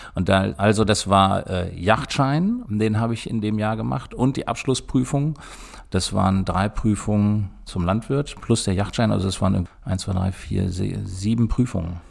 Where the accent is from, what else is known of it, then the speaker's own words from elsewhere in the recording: Gehrden, Lower Saxony, Germany; ich bin in Gerden geboren und bin hier groß geworden